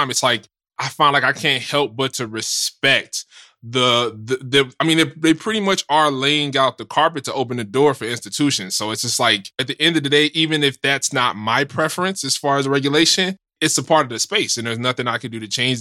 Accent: United States; I'm in America. I live in America. So generally speaking, right, I'm American

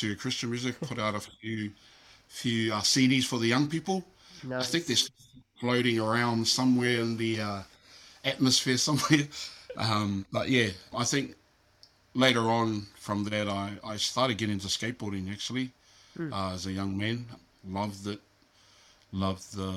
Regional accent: Auckland, New Zealand; also born or lived in Philippines; I grew up in a little town called South Auckland

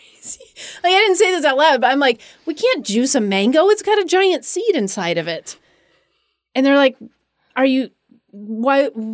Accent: Seattle, Washington, United States; I grew up in the Seattle area

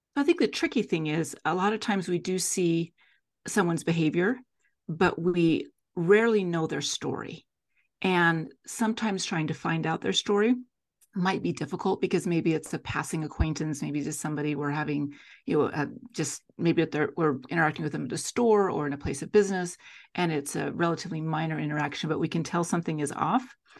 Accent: Salt Lake City, Utah, United States; also born or lived in Davis County, Utah; I'm a Salt Lake City, Utah native, and born and raised in Salt Lake

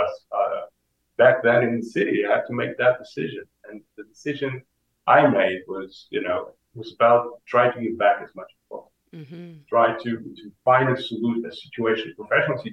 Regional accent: Portugal; moved away as an adult; also born or lived in New York City; I am Portuguese. I'm born and bred in Portugal

